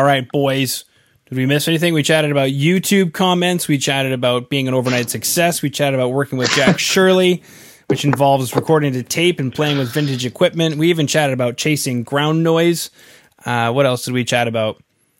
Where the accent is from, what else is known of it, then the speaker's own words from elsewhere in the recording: Canada; I'm from Canada, where our Mexican food is very different.